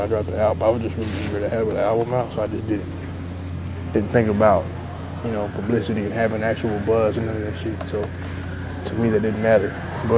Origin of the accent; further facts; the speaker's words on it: Texas, United States; I'm an MC from Texas